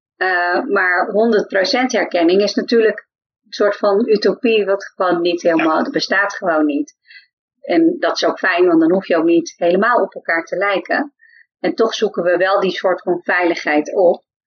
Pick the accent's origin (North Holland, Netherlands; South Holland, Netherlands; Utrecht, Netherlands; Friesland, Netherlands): Friesland, Netherlands; accent: Frisian; now in The Hague, Netherlands; ik kwam uit Friesland